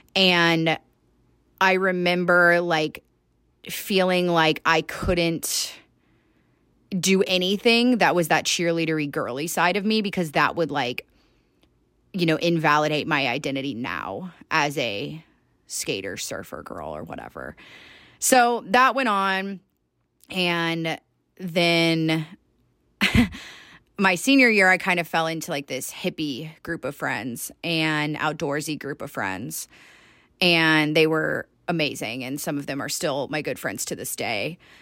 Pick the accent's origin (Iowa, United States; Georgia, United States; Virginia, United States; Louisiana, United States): Georgia, United States; moved away as an adult; now in Salt Lake City, United States; born and raised in Georgia